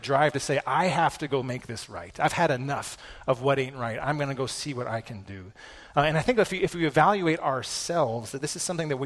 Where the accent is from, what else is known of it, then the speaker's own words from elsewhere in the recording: Peyton, United States; I grew up in Peyton